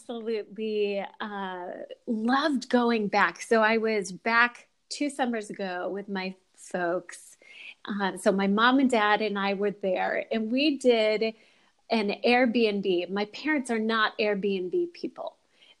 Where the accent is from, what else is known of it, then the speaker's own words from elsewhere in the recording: Liguria, Italy; born there; I was born on the Italian Riviera. My dad was a medical student in the 1970s